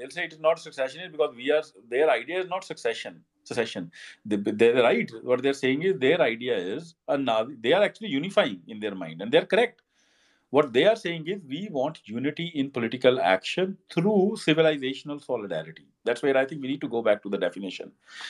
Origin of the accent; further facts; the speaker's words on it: United States; Because I am an American and I have lived here enough now.